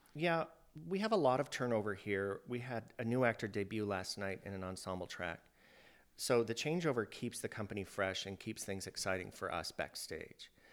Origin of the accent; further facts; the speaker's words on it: Iowa, United States; moved away; I grew up in Iowa